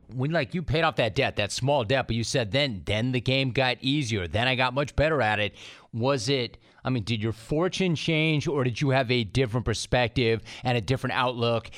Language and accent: English; Los Angeles, California, United States; I'm an LA native